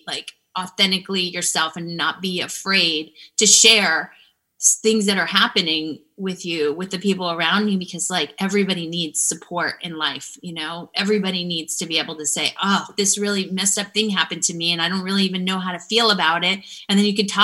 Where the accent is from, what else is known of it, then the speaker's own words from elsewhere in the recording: Florida, United States; moved away as an adult; I'm from Florida and I grew up in a small town